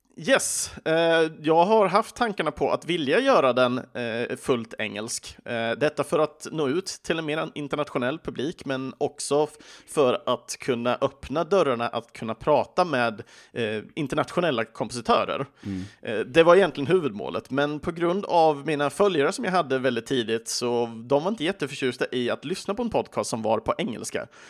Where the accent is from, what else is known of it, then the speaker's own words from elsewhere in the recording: Sweden; i Sverige pratar vi inte så ofta på engelska med våra vänner